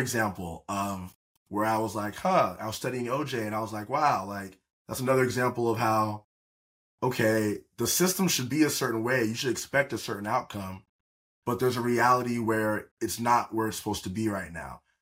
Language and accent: English; Atlanta, Georgia, United States; moved away as an adult; also born or lived in Auburn, Alabama / Malibu, California; now in California, United States; I was raised in Atlanta, Georgia.